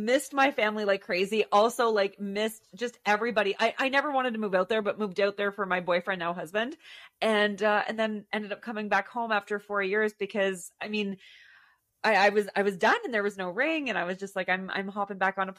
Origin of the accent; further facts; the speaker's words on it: Ottawa Valley, Ontario, Canada; also born or lived in Alberta; my hometown in the Ottawa Valley